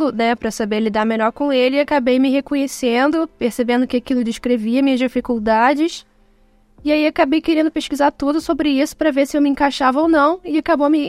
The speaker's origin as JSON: {"language": "Portuguese", "region": "Rio de Janeiro", "country": "Brazil", "said": "eu sou do Rio de Janeiro"}